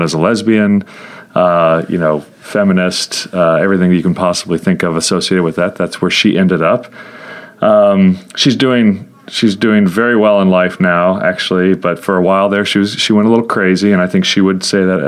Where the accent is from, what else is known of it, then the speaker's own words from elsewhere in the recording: Tulsa, Oklahoma, United States; I was raised in Tulsa, Oklahoma